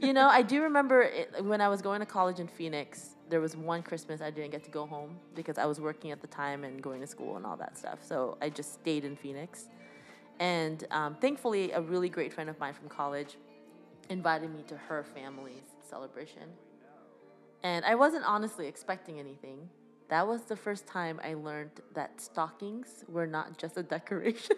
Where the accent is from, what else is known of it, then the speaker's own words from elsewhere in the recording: Canada; we are a British colony